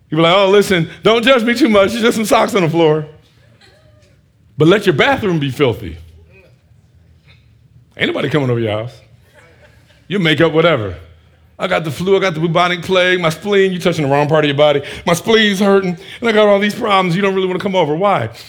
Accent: Northeast, United States; I'm from this, I'm from the Northeast. This is what we do.

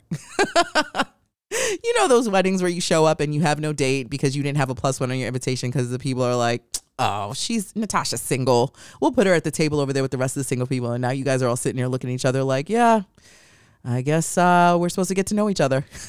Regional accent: New York, United States; now in Los Angeles, United States; I'm from New York, and living in Los Angeles has been hell looking for a great place for good pizza.

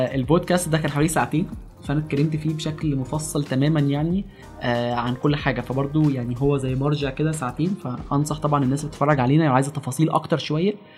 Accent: Alexandria, Alexandria Governorate, Egypt; انا من اسكندريه دي حاجه انا فخور بيها يعني وحاجه مقربه جدا الى قلبي آه، اتخرجت من جامعه اسكندريه يعني درست في اسكندريه كل المراحل الدراسيه ابتدائي واعدادي وثانوي

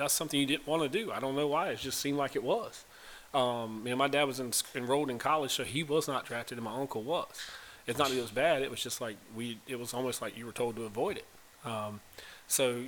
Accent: Pembroke, North Carolina, United States; I'm from a small town, North Carolina, Pembroke, North Carolina.

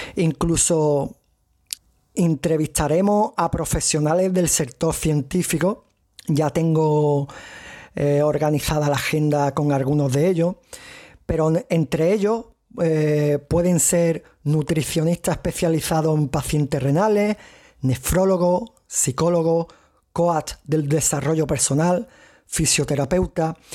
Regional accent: province of Cádiz, Andalusia, Spain; accent: strong Andalusian; soy español, andaluz, y de la provincia de Cádiz, como algunos podréis reconocer en el acento que tengo fuerte andaluz

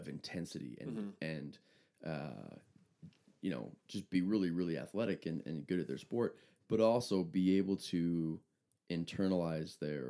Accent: Park City, Utah, United States; Growing up in Park City, Utah, I was friends with a guy named Searle.

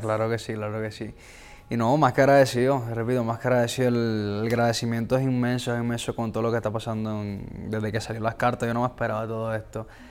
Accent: Colombia; crecí en, barrios en Colombia

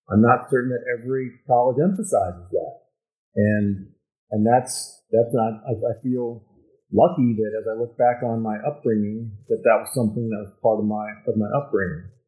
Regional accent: United States; I'm an American

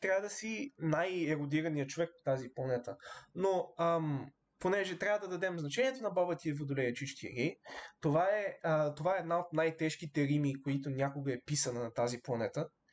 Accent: Bulgaria; ние сме българи

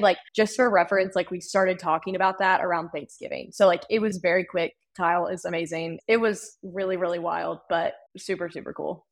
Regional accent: Winston-Salem, North Carolina, United States; I grew up in North Carolina

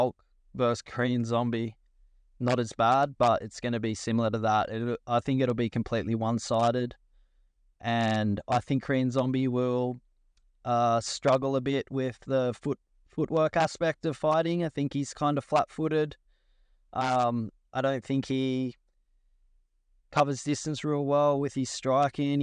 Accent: Australia; I'm proud of being an Australian fighter

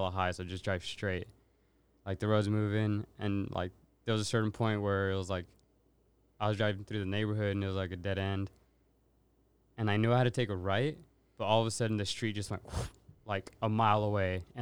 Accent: Los Angeles, California, United States; moved away as an adult; I'm from the San Fernando Valley

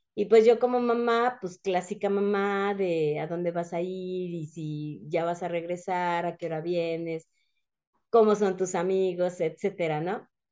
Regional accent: Mexico; also born or lived in San Juan del Río, Querétaro

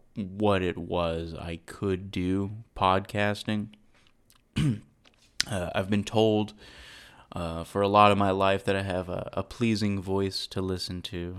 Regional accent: Saginaw, Texas, United States; also born or lived in Irving, Texas; I grew up in Fort Worth, um, Texas, i-, in a place called Saginaw

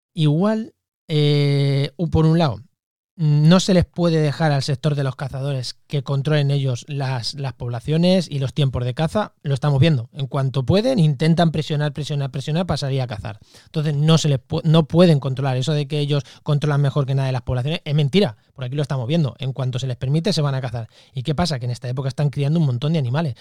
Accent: Munera, Castilla-La Mancha, Spain; yo soy de un pueblo de Castilla-La Mancha, de Albacete, se llama Munera

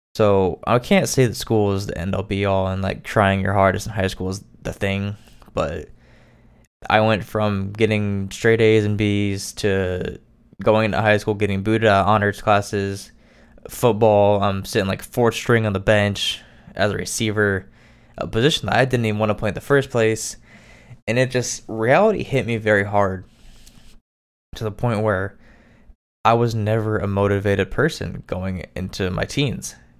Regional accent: Indiana, United States; I am from Indiana

